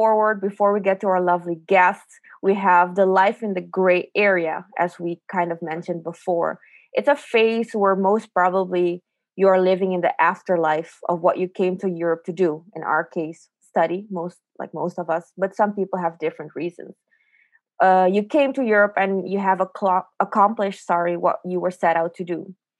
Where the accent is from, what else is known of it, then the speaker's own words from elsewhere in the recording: Aruba; moved away; And I think that was the first time since I moved from Aruba in 2011 that I felt like I could kind of catch up on the healing and the reflections of what I had left in 2011.